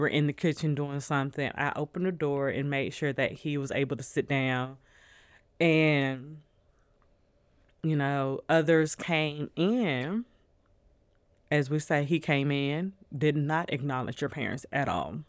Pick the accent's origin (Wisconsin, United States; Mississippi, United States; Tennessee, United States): Tennessee, United States; Nashville; also born or lived in New Orleans, Louisiana; we're all from Louisiana. Even though we grew up in Nashville